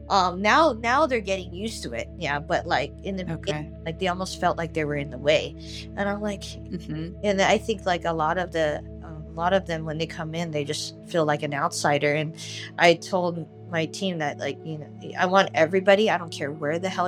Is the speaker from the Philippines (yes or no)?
yes; Philippines; And she sees me, and I'm Filipino, and they're like, "Oh, you're Yeah. Filipino." I'm like, "Yeah, I'm Filipino." I'm like, "How are you?" And she starts talking to me in Tagalog, and I answer in English